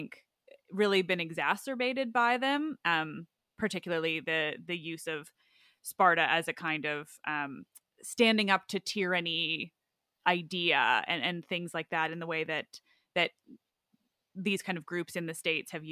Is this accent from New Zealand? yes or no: no; Canada; I'm a Canadian